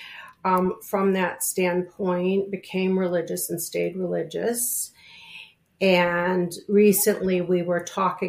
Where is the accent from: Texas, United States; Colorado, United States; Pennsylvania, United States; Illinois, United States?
Illinois, United States; Chicago; now in New York, United States; I grew up in Chicago, in the suburbs of Chicago